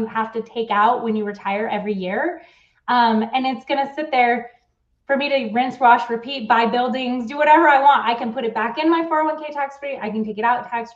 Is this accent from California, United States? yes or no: yes; California, United States; also born or lived in Switzerland / San Diego / Bay Area; I actually am from California